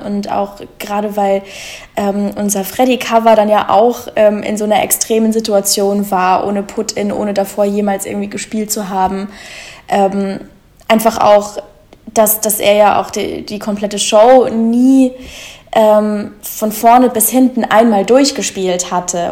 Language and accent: German; Munich, Bavaria, Germany; now in Berlin, Germany; ursprünglich komme ich aus München, aber da wohne ich schon lange nicht mehr